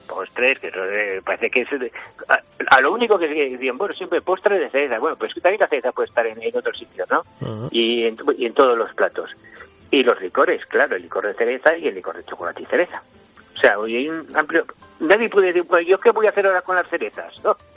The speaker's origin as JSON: {"language": "Spanish", "town": "San Sebastián", "region": "Basque Country", "country": "Spain", "tie": "born or raised there", "moved": "as an adult", "lives_now": "Navarre, Spain", "said": "yo nací en San Sebastián, me vine a trabajar aquí a Navarra, llevo 20 años en Navarra"}